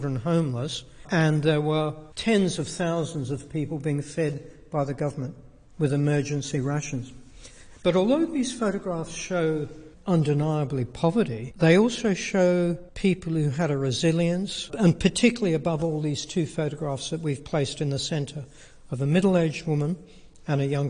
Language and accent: English; Australia; I'm an Australian